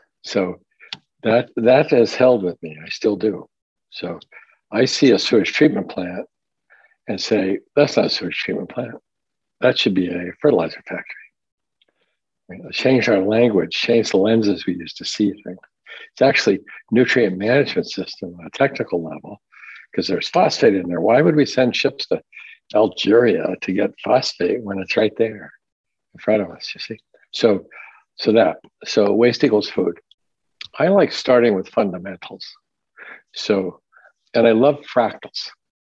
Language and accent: English; Hong Kong; also born or lived in Tokyo, Japan / Washington, United States; I was born in Tokyo, and I grew up mostly in Hong Kong and in the Puget Sound, Washington State.